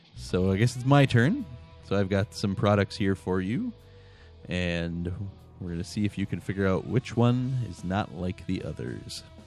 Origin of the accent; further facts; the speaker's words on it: Montreal, Quebec, Canada; now in Chilton, United States; I am originally from Montreal, Quebec, uh, but now I live near Chilton, Wisconsin.